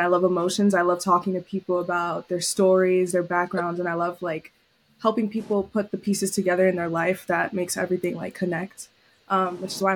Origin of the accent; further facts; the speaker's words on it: New York City, New York, United States; moved away as an adult; also born or lived in Syracuse; was born and raised in New York City, Lower East Side.